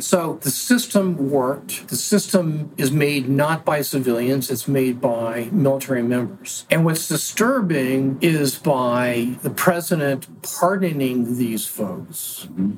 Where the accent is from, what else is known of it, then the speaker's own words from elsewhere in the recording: Oregon, United States; moved away as an adult; also born or lived in Arizona; my home state of Oregon